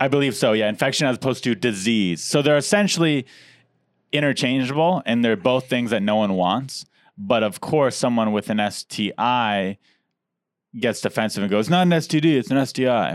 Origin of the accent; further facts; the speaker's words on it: San Diego, California, United States; I grew up in Diego